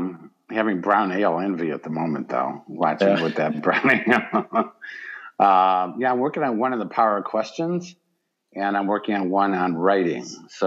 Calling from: Michigan, United States; I am down in Michigan, nor am I in the South.

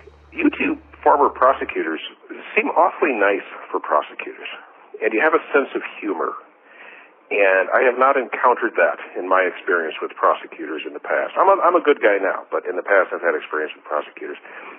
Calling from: Brighton, Illinois, United States

